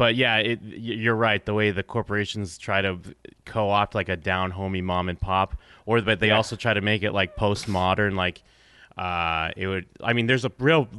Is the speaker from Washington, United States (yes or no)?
no; Abington, Massachusetts, United States; I'm from Abington, Mass, next town over.